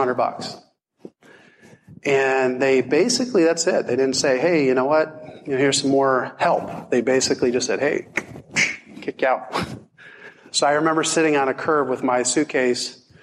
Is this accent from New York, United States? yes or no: no; Hershey, Pennsylvania, United States; moved away as an adult; also born or lived in Deep Creek, Maryland; I was actually from Hershey, and I moved out here because I was chasing a girl